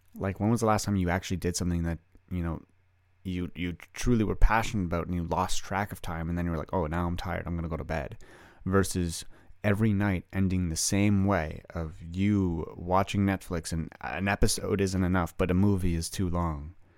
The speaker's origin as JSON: {"language": "English", "country": "Canada", "said": "I'm a Canadian boy, I played hockey"}